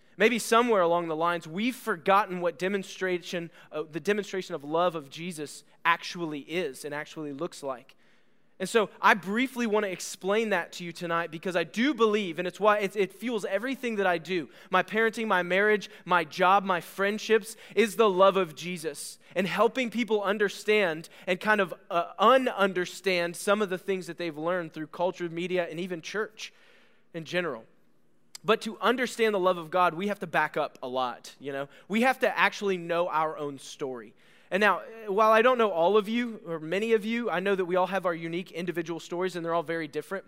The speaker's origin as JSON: {"language": "English", "town": "Bellville", "region": "Ohio", "country": "United States", "tie": "born or raised there", "moved": "yes", "said": "I grew up in Ohio"}